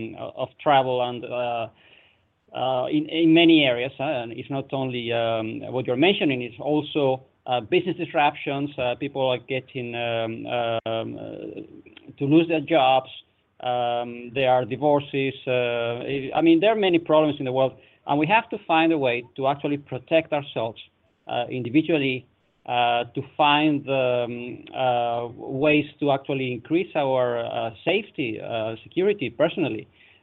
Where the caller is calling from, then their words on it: Netherlands; I'm calling from the Netherlands